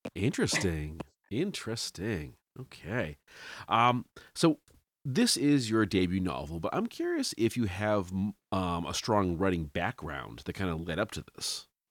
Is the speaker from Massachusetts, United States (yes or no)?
yes; Salem, Massachusetts, United States; moved away; I'm from Salem originally, Salem, Mass